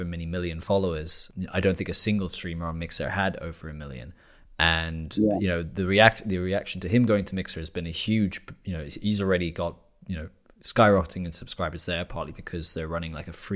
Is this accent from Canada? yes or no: no; United Kingdom; now in Germany; a British national living in Germany